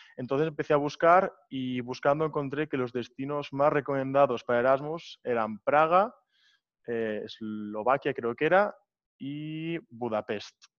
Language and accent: Spanish; Barcelona, Catalonia, Spain; moved away as an adult; now in Prague, Czech Republic; yo tengo 21 años, soy de Barcelona